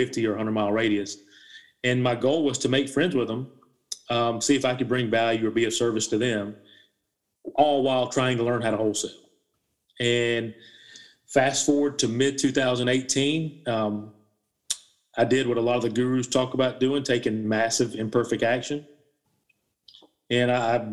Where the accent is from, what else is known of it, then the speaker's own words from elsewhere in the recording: South Carolina, United States; Born and raised in South Carolina, college educated.